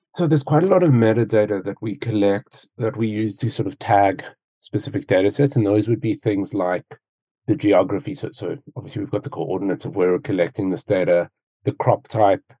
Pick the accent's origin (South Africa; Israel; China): South Africa; Cape Town, Western Cape; also born or lived in United Kingdom; I'm originally from Cape Town in South Africa, which is where I'm based at the moment